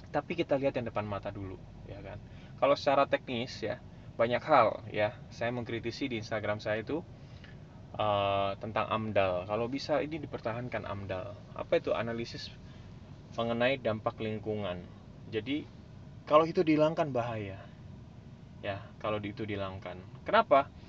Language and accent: Indonesian; Jakarta, Indonesia; saya bilang otokritik termasuk buat saya warga DKI Jakarta lah